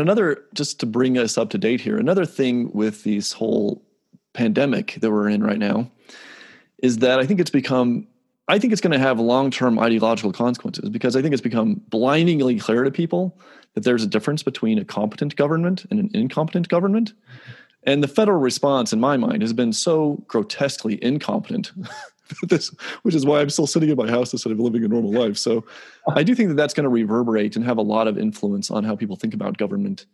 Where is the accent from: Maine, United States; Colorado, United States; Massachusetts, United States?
Colorado, United States; Palisade; I grew up in Palisade